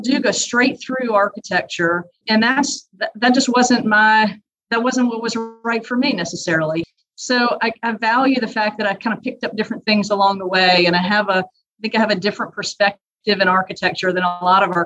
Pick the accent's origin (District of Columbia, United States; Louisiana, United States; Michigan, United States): Louisiana, United States; I grew up in Louisiana